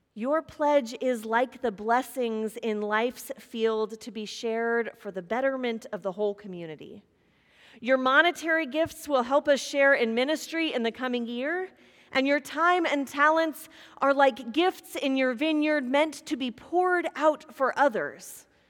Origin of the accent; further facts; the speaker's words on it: Kansas, United States; moved away; growing up in Kansas across the street from horses and corn